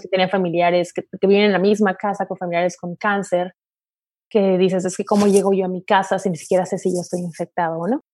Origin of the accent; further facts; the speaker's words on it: Tijuana, Baja California, Mexico; moved away as an adult; now in Orange County, United States; yo nací, crecí en, en, México, en Tijuana